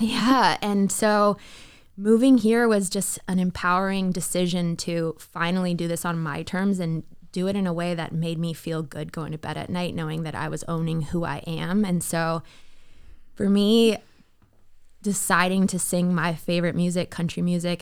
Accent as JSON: {"language": "English", "town": "Toronto", "region": "Ontario", "country": "Canada", "tie": "born or raised there", "also_born_or_lived": "Miami", "moved": "as an adult", "lives_now": "Nashville, United States", "said": "I am a Canadian raised girl"}